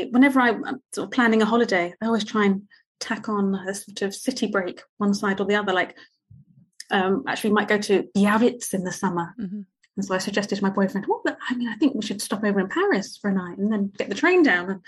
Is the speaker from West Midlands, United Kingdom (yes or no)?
no; Potters Bar, East of England, United Kingdom; I grew up in Potter's Bar, which was this small town outside of London.